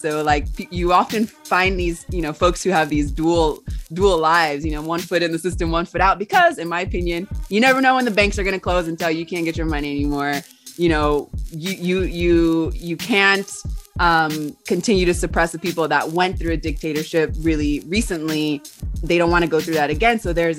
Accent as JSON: {"language": "English", "town": "Los Angeles", "region": "California", "country": "United States", "also_born_or_lived": "Georgia / Texas", "moved": "yes", "lives_now": "Patagonia, Argentina", "said": "so I currently live in Patagonia, the original lands of the Mapuche people. I'm originally from Los Angeles. I was born in Los Angeles, California, and I moved between California and Georgia, also Texas for a little bit."}